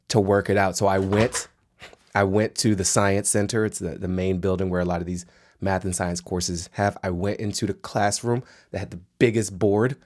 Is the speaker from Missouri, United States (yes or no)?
no; Washington, District of Columbia, United States; I grew up in Washington, D C in the nineteen eighties.